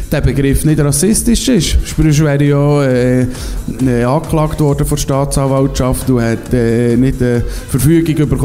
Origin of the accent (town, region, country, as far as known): Emmental, Bern, Switzerland; born or raised there